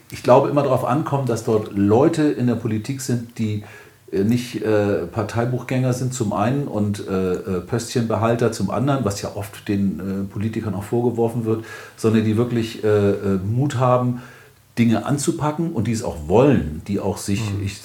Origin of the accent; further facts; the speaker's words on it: Hamburg, Germany; du mich das als Hamburger? Ist schwierig